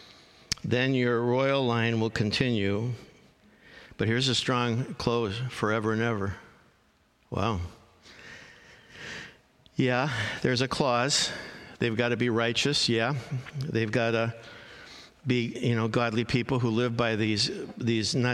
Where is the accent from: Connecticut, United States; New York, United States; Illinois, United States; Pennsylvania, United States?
Illinois, United States; Chicago; I grew up in Chicago, and in Chicago, everybody's Catholic.